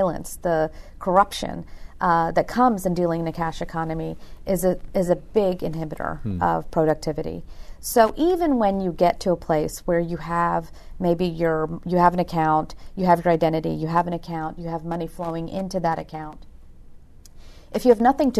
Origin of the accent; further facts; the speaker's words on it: Virginia, United States; moved away; I'm born and raised in Virginia, but my parents are from India